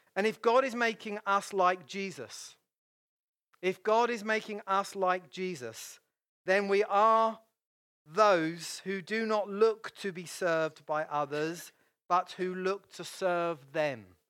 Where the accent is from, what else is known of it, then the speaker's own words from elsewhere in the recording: United Kingdom; I'm British